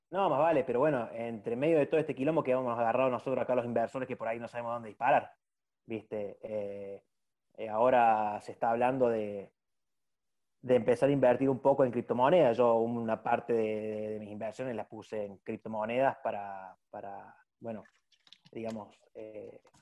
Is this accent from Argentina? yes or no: yes; Buenos Aires, Argentina; accent: porteño; yo tengo tonada así muy de porteño.